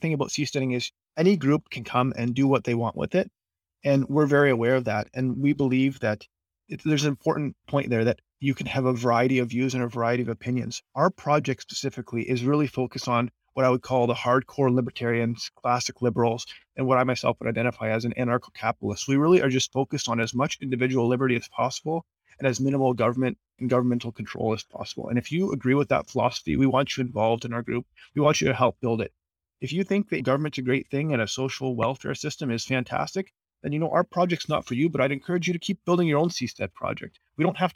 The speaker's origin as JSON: {"language": "English", "country": "Canada", "said": "I'm also not from America, I'm from Canada"}